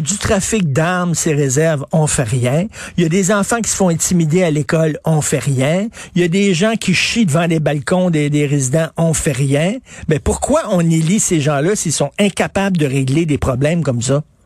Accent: Quebec, Canada; au Québec, chez nous, au Québec

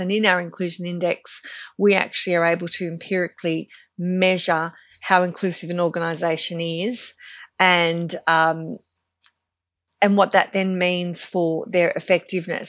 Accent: Australia; a very, you know, white and Glo-Celtic, um, surfing community that I kind of grew up

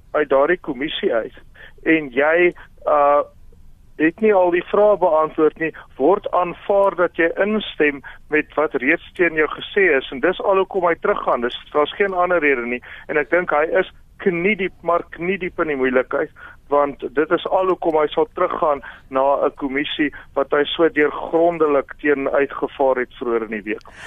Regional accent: South Africa; as 'n Suid-Afrikaner

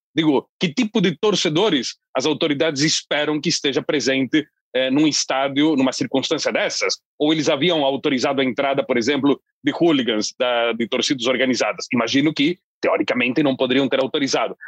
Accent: Londrina, Paraná, Brazil; da minha terra, Londrina

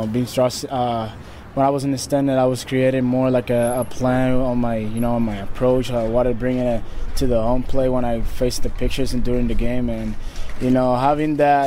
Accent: Puerto Rico; moved away as an adult; now in Fort Wayne, United States; I'll be honored and blessed, to be born and raised in Puerto Rico

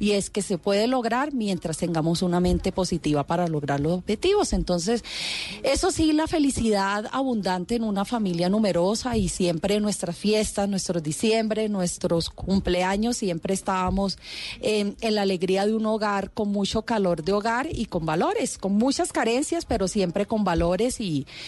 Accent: Quibdó, Chocó, Colombia; moved away; chocuana, negra, representativa

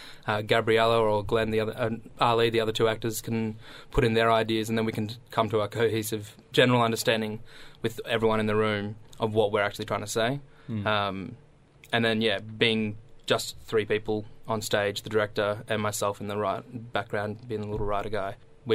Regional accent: Wood End, England, United Kingdom; I grew up in Wood End

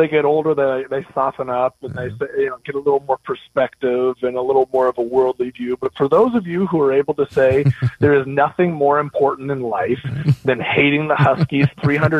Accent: Southern California, United States; I'm from Southern California

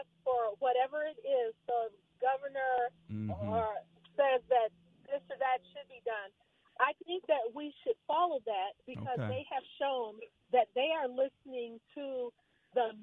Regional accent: Lansing, Michigan, United States; now in Waldorf, Maryland, United States; I am from Lansing, Michigan

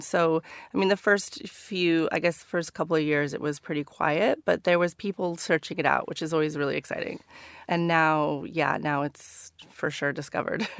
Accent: Northern California, United States; moved away as an adult; now in London, United Kingdom; growing up in Northern California.

